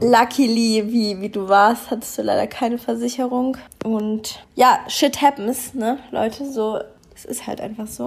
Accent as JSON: {"language": "German", "town": "Munich", "region": "Bavaria", "country": "Germany", "also_born_or_lived": "Düsseldorf", "moved": "as an adult", "lives_now": "Australia", "said": "ich komme ja eigentlich aus München"}